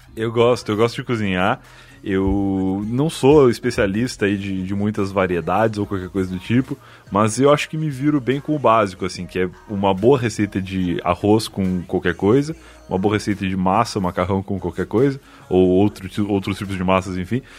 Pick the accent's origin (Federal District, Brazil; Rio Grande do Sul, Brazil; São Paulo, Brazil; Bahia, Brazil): Rio Grande do Sul, Brazil; Eu sou gaúcho